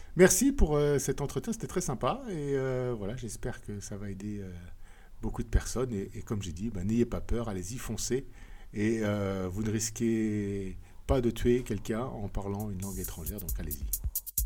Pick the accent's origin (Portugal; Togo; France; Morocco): France; moved away as an adult; also born or lived in Japan / Scotland / England; now in Brussels, Belgium; je suis français, mais j'habite en Belgique, à Bruxelles.